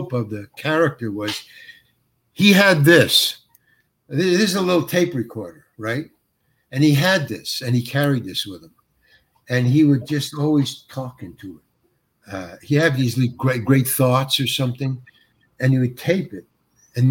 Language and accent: English; New York, United States; moved away; I'm from New York and I lived in the Village and stuff.